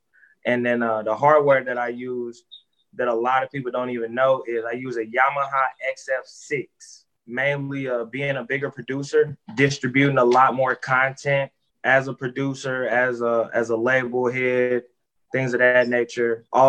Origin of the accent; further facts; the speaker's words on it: Silver Spring, Maryland, United States; now in St. Louis, United States; I'm originally from Silver Spring, Maryland, residing in St. Louis, Missouri.